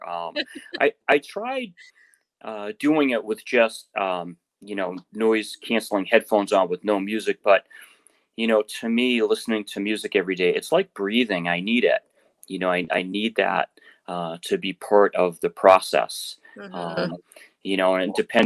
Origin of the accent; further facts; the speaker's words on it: Quincy, Massachusetts, United States; I grew up in Quincy, Massachusetts, and the house I grew up in wasn't too far from the main road through Quincy called Hancock Street